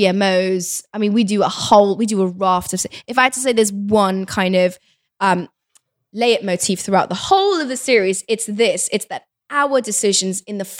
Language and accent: English; Kabul, Afghanistan; born there; Look, I was born in Kabul, right? I'm a child of the Afghan war.